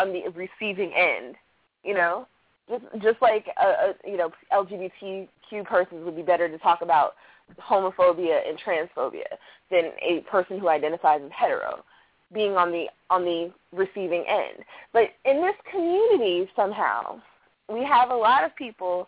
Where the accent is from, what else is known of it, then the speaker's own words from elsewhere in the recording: Baltimore, Maryland, United States; I'm from Baltimore